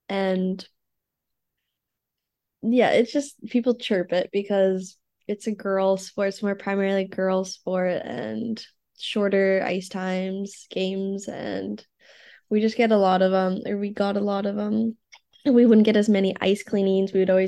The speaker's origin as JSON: {"language": "English", "town": "Regina", "region": "Saskatchewan", "country": "Canada", "tie": "born or raised there", "moved": "yes", "said": "I'm from Canada. I was born in Regina, Saskatchewan, which is in the middle bottom of the country."}